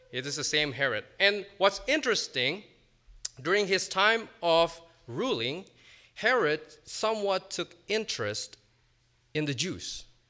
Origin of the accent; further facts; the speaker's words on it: Indonesia; moved away as an adult; also born or lived in Virginia, United States; now in United States; I spent the first eighteen years of my life, uh, growing up in Indonesia, and I came to the States in twenty fifteen